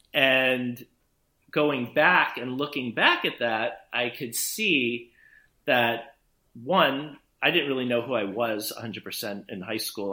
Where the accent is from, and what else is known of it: Beverly Hills, California, United States; born or raised there; also born or lived in New York City